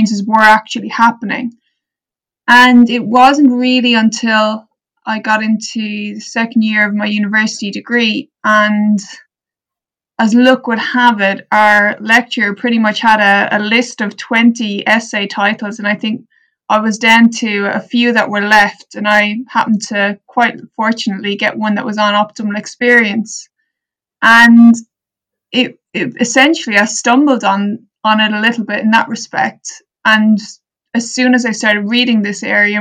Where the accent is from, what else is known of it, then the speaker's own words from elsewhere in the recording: Ireland; growing up in Ireland